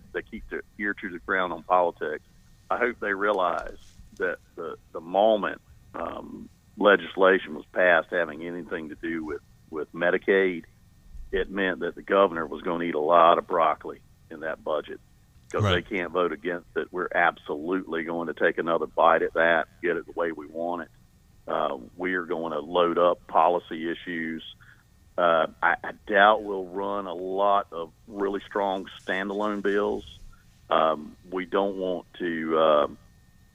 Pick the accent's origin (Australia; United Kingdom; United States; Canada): United States; Eastern North Carolina; I'm old-fashioned, and I'm from Eastern North Carolina